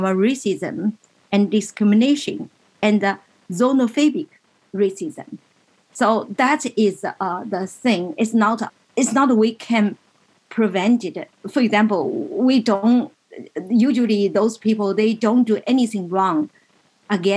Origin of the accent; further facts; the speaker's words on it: China; moved away as an adult; now in United States; I was born in China